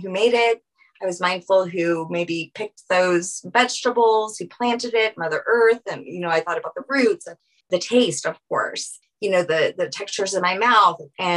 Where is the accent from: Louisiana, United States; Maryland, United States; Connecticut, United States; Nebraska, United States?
Louisiana, United States; New Orleans; I'm from Louisiana, from New Orleans